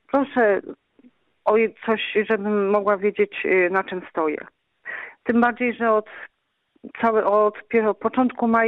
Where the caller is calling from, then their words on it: Wrocław, Lower Silesian Voivodeship, Poland; jestem z Wrocławia.